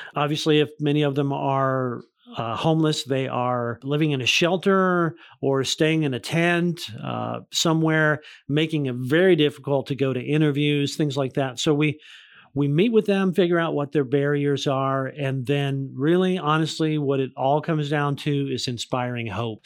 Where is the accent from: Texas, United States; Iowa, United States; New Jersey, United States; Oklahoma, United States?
Oklahoma, United States; Tulsa; moved away; when I moved back here, I realized, you know, this is my hometown